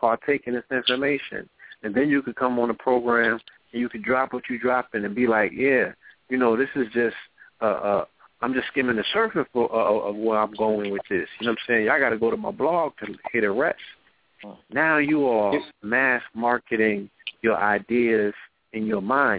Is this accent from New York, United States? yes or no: yes; New York City, New York, United States; I was born in the Bronx